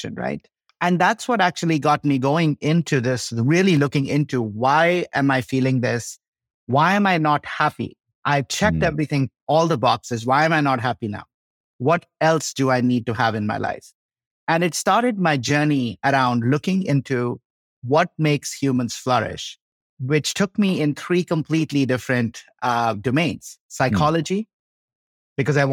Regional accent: India; moved away as an adult; also born or lived in Chicago, United States / Boulder, United States; now in Colorado, United States; I grew up in India

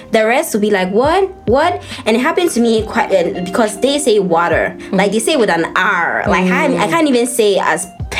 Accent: Ghana; accent: Ghanaian; moved away as an adult; also born or lived in United States

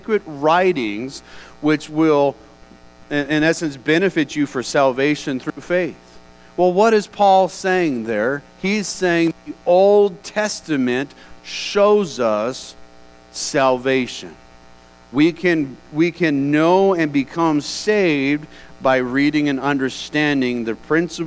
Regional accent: United States; we as American citizens

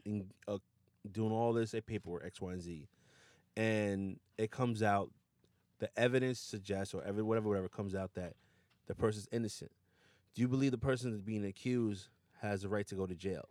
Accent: New Rochelle, New York, United States; also born or lived in Yonkers / Westchester; born and raised in New Rochelle

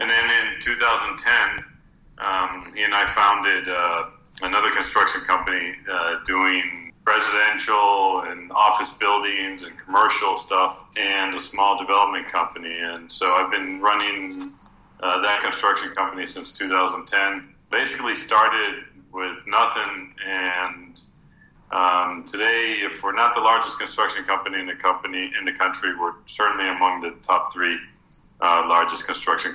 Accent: Florida, United States; moved away as an adult; now in Costa Rica; my family was originally from Costa Rica, but even though we grew up in Florida

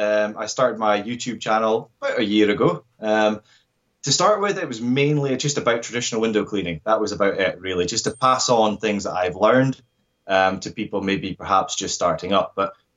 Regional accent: Scotland, United Kingdom

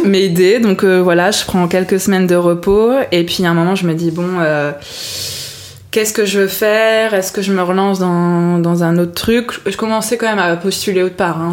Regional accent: France; also born or lived in Montreal, Canada; je viens d'origine, je suis d'origine de Bourgogne, ah. Lyon exactement

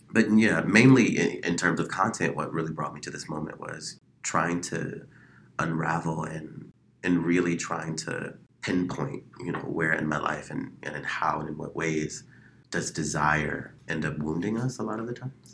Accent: Chicago, Illinois, United States; now in Phoenix, United States; I am initially from Chicago, Illinois

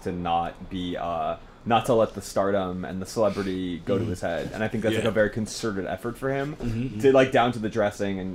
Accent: Los Angeles, California, United States; today I'm from the Hollywood Reporter, but normally I'm from Los Angeles

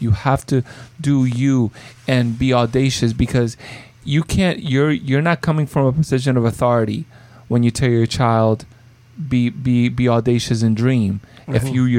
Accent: Lakewood, New Jersey, United States; Lakewood, I'm like, this is my hometown.

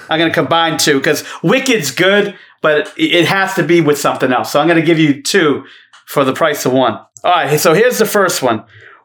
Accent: Revere, Massachusetts, United States; A lot of it in the first season of my hometown in Boston, in Revere Beach. It's a town right outside of Boston.

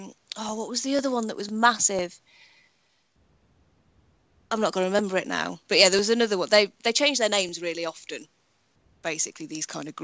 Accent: United Kingdom; being British

